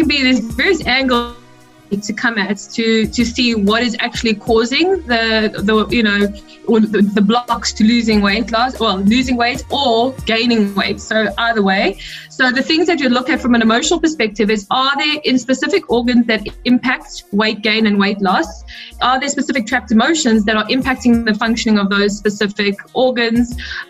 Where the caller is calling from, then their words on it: South Africa; I'm tuned in from South Africa.